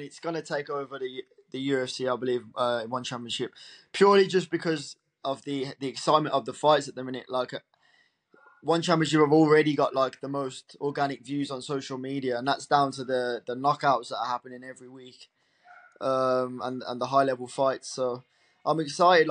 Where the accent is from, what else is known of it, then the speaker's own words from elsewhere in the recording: Birmingham, West Midlands, United Kingdom; I'm fully British, really, as you can hear